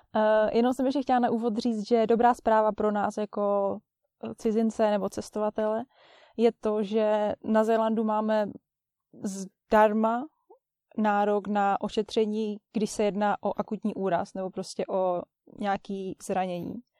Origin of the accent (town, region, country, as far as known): Czechia; now in New Zealand